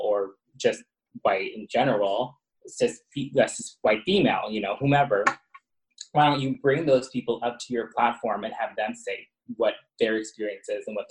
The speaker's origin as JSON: {"language": "English", "town": "Long Island", "region": "New York", "country": "United States", "tie": "born or raised there", "said": "where I grew up in Long Island and I got called, you know, the F word or a homo and whatnot"}